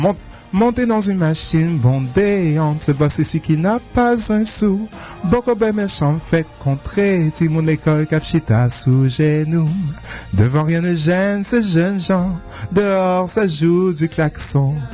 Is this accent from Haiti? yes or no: yes; Haiti; born there; Oui, exactement. Oui, je suis né en Haïti.